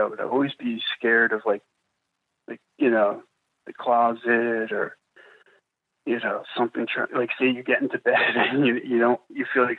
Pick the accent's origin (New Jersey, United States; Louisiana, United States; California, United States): New Jersey, United States; I'm from New Jersey